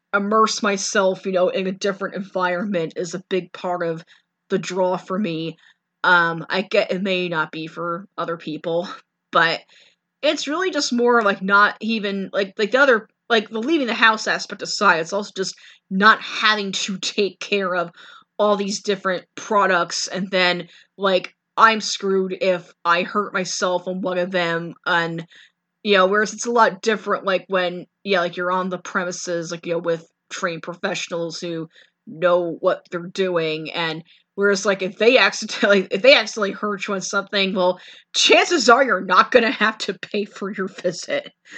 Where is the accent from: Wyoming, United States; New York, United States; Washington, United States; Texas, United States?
New York, United States; New York City; being a New Yorker